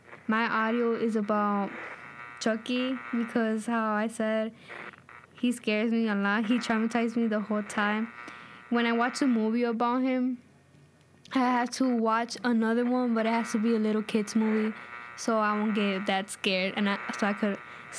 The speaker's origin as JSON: {"language": "English", "town": "Chicago", "region": "Illinois", "country": "United States", "said": "I'm 14 years old. I'm from Little Village."}